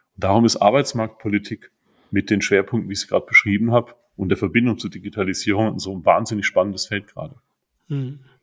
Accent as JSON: {"language": "German", "area": "Hunsrück", "region": "Rhineland-Palatinate", "country": "Germany", "said": "bei uns im Hunsrück"}